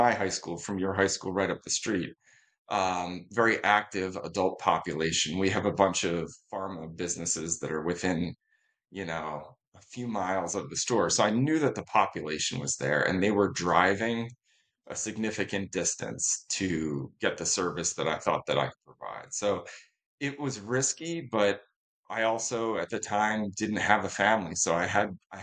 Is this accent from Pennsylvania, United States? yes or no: yes; North Wales, Pennsylvania, United States; sell running footwear in my hometown